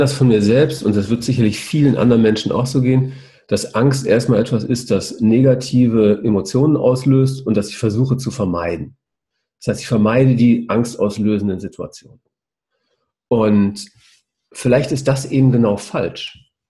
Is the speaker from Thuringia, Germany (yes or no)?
no; the Ruhr area, North Rhine-Westphalia, Germany; weil ich ein Kind des Reviers bin